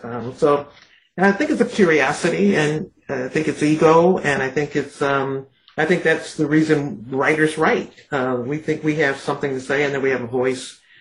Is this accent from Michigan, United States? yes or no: yes; Detroit, Michigan, United States; growing up in Detroit